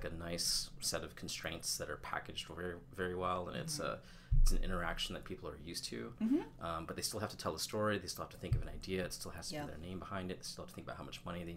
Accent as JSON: {"language": "English", "town": "Orland Park", "region": "Illinois", "country": "United States", "tie": "born or raised there", "also_born_or_lived": "California / Bay Area", "moved": "yes", "lives_now": "New York, United States", "said": "I grew up in a town called Orland Park, which is a south suburb of Chicago"}